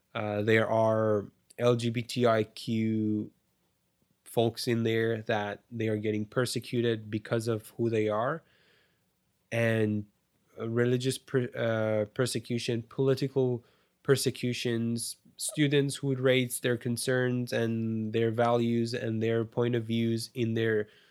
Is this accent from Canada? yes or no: yes; Canada; I'm saying me as a Canadian, I am so spoiled and privileged that now I don't even think about those